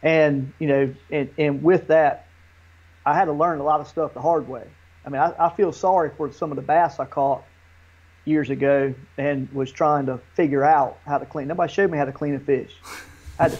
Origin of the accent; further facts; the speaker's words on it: Manns Harbor, North Carolina, United States; also born or lived in Manteo, North Carolina; we moved from Manio, where my mom was living, to Man's Harbor, which is just across the bridge on the mainland.